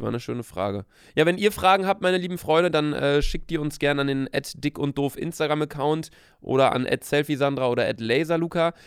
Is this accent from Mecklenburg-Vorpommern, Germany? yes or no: no; Bielefeld, North Rhine-Westphalia, Germany; moved away as an adult; also born or lived in Cologne; now in Hamburg, Germany; Also ich wohne in Köln, aber ich komme aus Bielefeld. Von daher würde ich sagen, meine Heimat ist auf jeden Fall Bielefeld